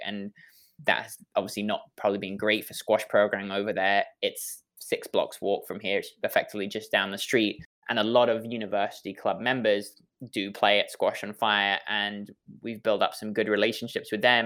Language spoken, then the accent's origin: English; England, United Kingdom; accent: English; now in Washington, D.C., United States; my silly English accent